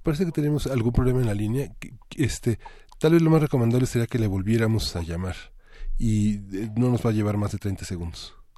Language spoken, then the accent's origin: Spanish; Mexico; somos mexicanos